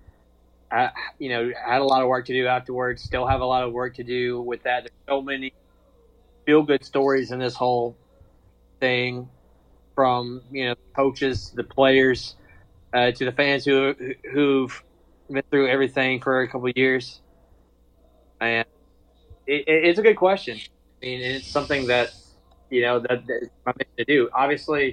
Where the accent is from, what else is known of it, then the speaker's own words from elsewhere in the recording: Oxford, Mississippi, United States; I was born and raised in Oxford, Mississippi.